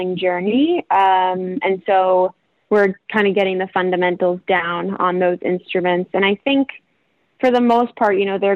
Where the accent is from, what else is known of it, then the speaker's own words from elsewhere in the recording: Connecticut, United States; moved away; also born or lived in Rochester; From Connecticut, and then, yeah, my family's in the Boston area as well